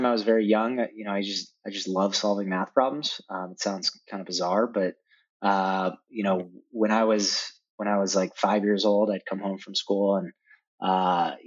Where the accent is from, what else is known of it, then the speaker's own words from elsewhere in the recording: Denver, Colorado, United States; Growing up in Denver was great.